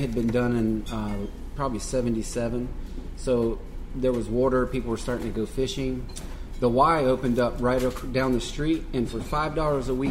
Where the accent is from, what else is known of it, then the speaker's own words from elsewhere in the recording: Raleigh, North Carolina, United States; I'm from here in Raleigh. I grew up in Stonehenge behind Margo's on Creedmoor Road.